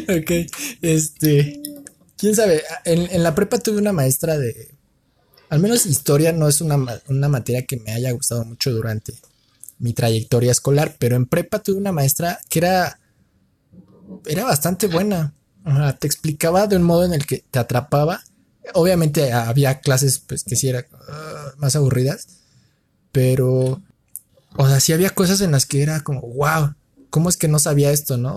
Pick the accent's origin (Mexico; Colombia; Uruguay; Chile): Mexico; como mexicano